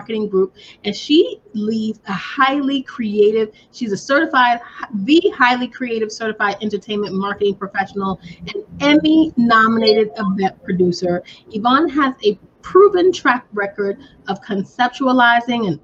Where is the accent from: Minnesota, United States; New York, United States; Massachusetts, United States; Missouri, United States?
New York, United States; I'm from New York